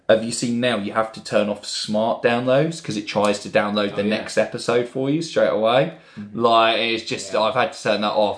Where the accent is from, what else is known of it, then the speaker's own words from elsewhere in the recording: Bournemouth, South West England, United Kingdom; now in Brighton, United Kingdom; we're all from Bournemouth originally.